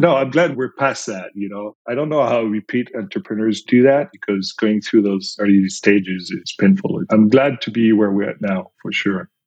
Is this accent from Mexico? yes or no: no; France; accent: French; English is a second language; moved away as an adult; now in United States; I'm originally from France, as you can probably tell with my accent